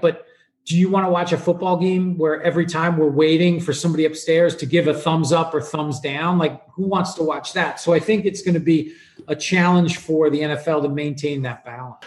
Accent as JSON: {"language": "English", "region": "New York", "country": "United States", "tie": "born or raised there", "said": "I grew up in New York"}